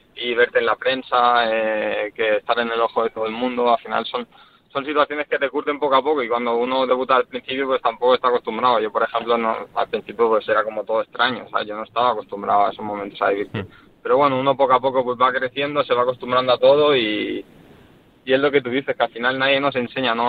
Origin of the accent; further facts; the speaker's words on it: Barcelona, Catalonia, Spain; ahora estoy aquí por, por mi ciudad, por España, por Barcelona